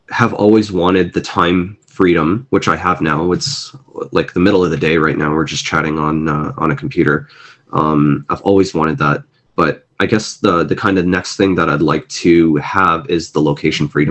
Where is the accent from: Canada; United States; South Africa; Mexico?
Canada; also born or lived in Mumbai, India; I am a first generation immigrant in Canada. I was born in Mumbai, India, and came here when I was 4 or 5 years old.